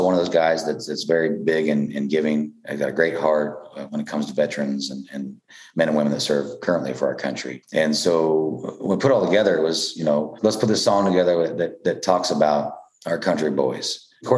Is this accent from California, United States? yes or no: no; Ottawa, Kansas, United States; I'm from Ottawa, Kansas. And in Ottawa, we got a square, and it's got the courthouse in the middle of it